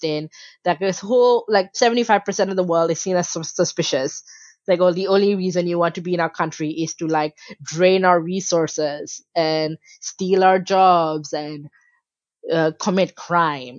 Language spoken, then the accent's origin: English; Malaysia; in Malaysia, you know, I was born and raised there, but because my family were Bangladeshi migrants